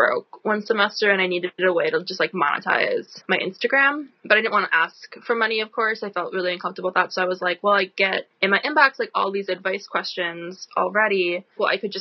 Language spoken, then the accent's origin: English; Midwest, United States; also born or lived in Philadelphia, Pennsylvania; now in Wisconsin, United States; myself being from the Midwest